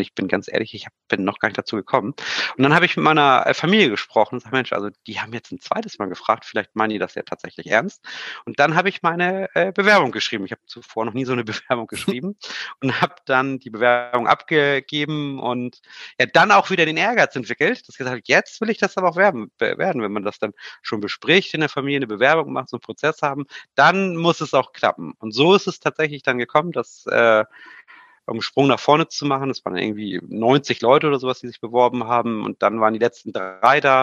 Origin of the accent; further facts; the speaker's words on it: Hamburg, Germany; ich komme ja ursprünglich aus Hamburg